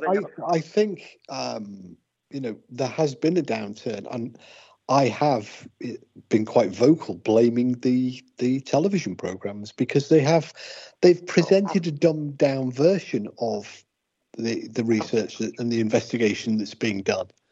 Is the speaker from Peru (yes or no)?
no; England, United Kingdom; now in Wales, United Kingdom; I'm not I'm not originally Welsh. I'm English